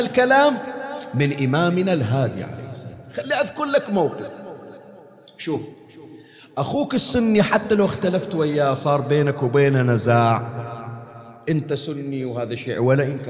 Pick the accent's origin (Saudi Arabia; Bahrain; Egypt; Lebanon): Bahrain; عندنا في البحرين